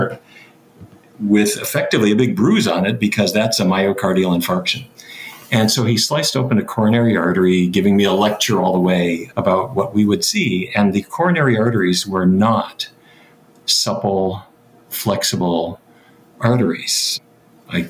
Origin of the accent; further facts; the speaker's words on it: Fargo, North Dakota, United States; I grew up in North Dakota.